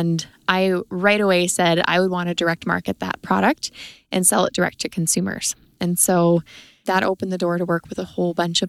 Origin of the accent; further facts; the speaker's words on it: Three Hills, Alberta, Canada; I am from the Three Hills area of Alberta.